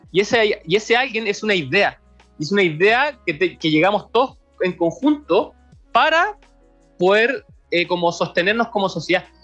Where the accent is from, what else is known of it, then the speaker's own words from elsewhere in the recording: Chile; Nosotros somos los chilenos